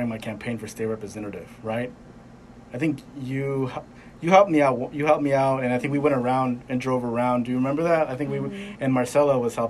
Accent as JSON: {"language": "English", "region": "California", "country": "United States", "moved": "yes", "lives_now": "Arkansas, United States", "said": "We're from California"}